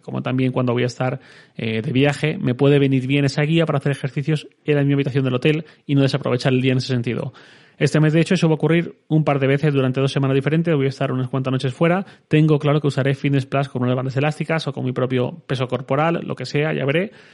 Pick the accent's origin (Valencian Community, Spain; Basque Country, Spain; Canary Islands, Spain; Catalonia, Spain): Valencian Community, Spain; como buen valenciano espléndido que soy